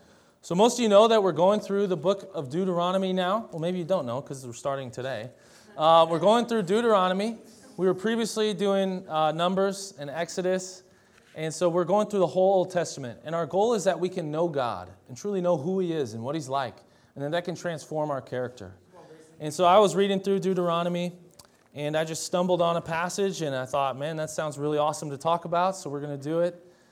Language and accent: English; Delano, Minnesota, United States; also born or lived in Champlain Park; I grew up in Champlain Park partly, and also in Delano, Minnesota. And they're both just outside of Minneapolis, but one was a suburb and one was more rural.